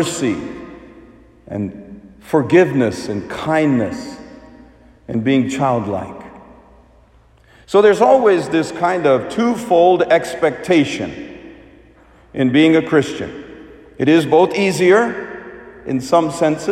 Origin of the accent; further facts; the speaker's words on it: United States; as an Indian kid growing up as an immigrant in the United States